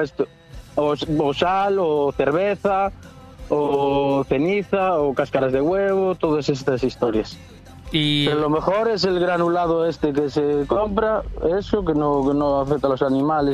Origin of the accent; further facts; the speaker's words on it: Cangas, Galicia, Spain; now in Moaña, Spain; yo, soy de Cangas. Bueno, ahora vivo en Moaña, pero soy de Cangas.